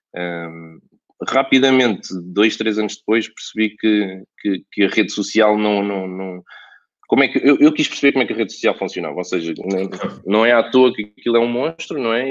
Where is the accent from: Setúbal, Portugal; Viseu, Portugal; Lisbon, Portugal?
Lisbon, Portugal; Alverca do Ribatejo; also born or lived in Barreiro; eu nasci em Alverca, fui criado em Alverca